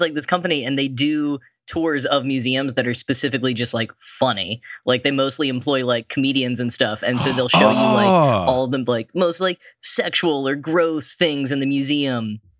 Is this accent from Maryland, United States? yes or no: no; Texas, United States; now in New York, United States; I grew up in Texas, and so actually the first time I read these, I was studying abroad in the Netherlands, but I didn't live in New York yet.